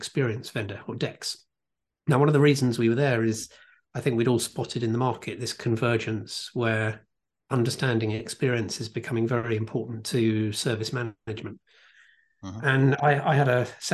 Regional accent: United Kingdom; I am British

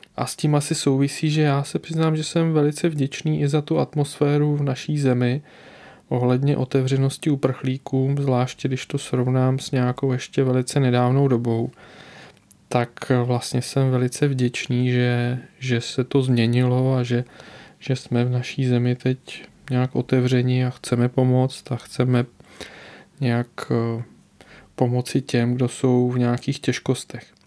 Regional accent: Czechia; u nás v Čechách

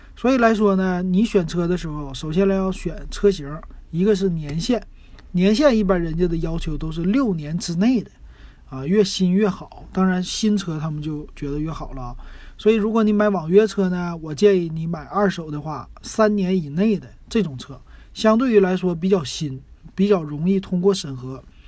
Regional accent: Shenyang, Liaoning, China; now in Shanghai, China; 我们沈阳那边

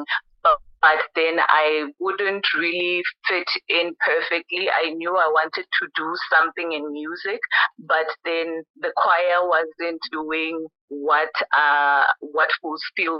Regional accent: Thohoyandou, Limpopo, South Africa; moved away as an adult; also born or lived in Free State / Mpumalanga; a girl coming from Thohoyandou. I was born in Gredi, and then I moved to Free State during my varsity years, and then Mpumalanga

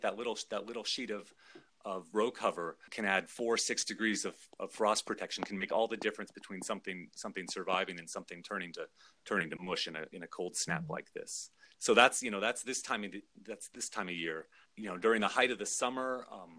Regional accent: Juneau, Alaska, United States; moved away as an adult; I grew up in Juneau, Alaska

